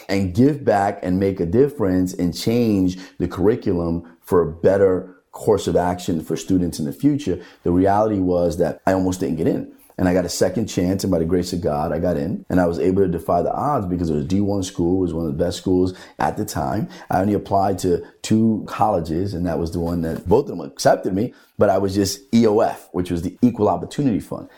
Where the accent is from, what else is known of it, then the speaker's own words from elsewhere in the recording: Hoboken, New Jersey, United States; growing up in the Hoboken Housing Authority